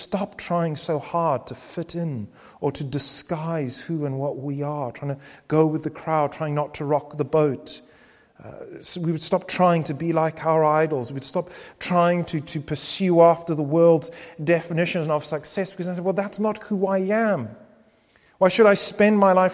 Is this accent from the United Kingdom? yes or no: yes; United Kingdom; Our passports might say that we're British citizens